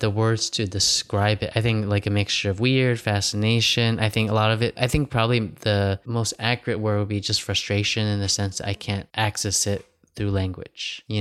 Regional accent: Miami, Florida, United States; moved away as an adult; also born or lived in Long Beach, California / Hong Kong (ancestry); now in China; I grew up in the U.S. Miami. I was born in Long Beach

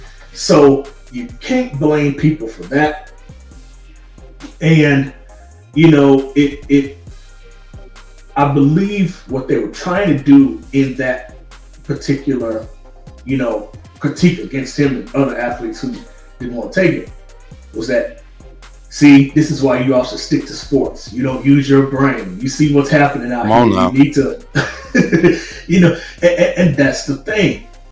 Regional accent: the South, United States; now in Los Angeles, United States; Because for me, you know, living in LA and growing up in the South, the South is different from, of course, the people out here.

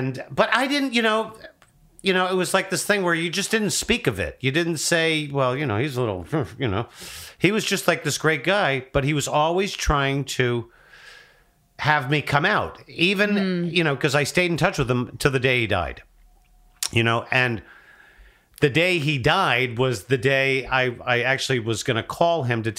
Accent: United States; Right outside of New

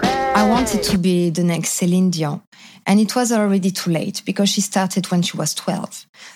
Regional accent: suburbs of Paris, Île-de-France, France; also born or lived in Canada; now in Ho Chi Minh City, Vietnam; So I was born in France, in not in Paris, because I know everybody hates Parisian, but I was born in the suburbs, and I'm a nice French person, not one of the others. And I say, I'm French, but I'm not that French.

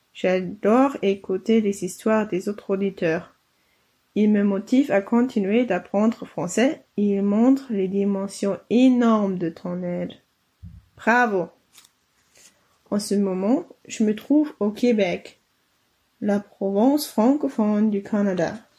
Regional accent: Bavaria, Germany; French is a second language; je viens de l'Allemagne, de la Bavière

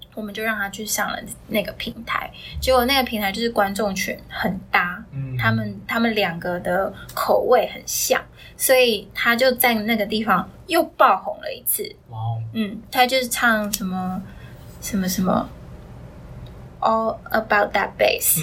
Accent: Taiwan; 我是从小在台湾念，呃，音乐班，就是国是古典音乐出身的，嗯。然后就小学三年级就念到高中三年级的电音乐系，然后我是主修中提琴，副修钢琴这样子

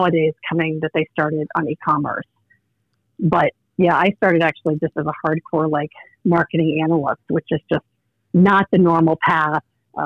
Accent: Indianapolis, Indiana, United States; moved away as an adult; now in Omaha, United States; I grew up in Indiana, actually. So okay. Still Midwest, but Indianapolis, Indiana

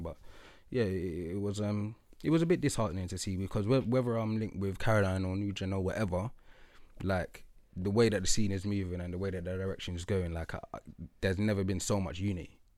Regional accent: London, United Kingdom; I'm from Lewisham

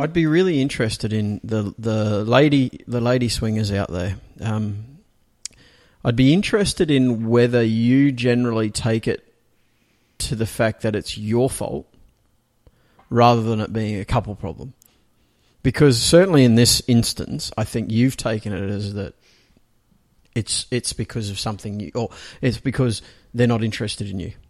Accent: Australia; now in Singapore; I'm an Australian

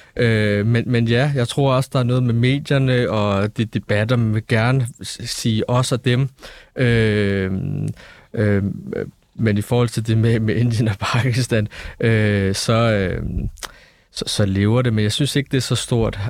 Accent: Denmark; nu er jeg født og opvokset i Danmark

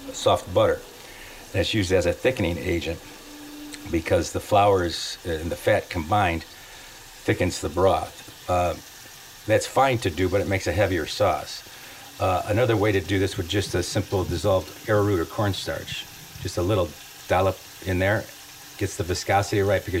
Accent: Detroit, Michigan, United States; I'm from Detroit

